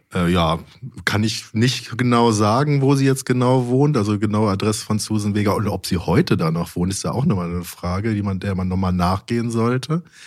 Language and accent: German; Mönchengladbach, North Rhine-Westphalia, Germany; in Mönchengladbach, da wo ich herkomme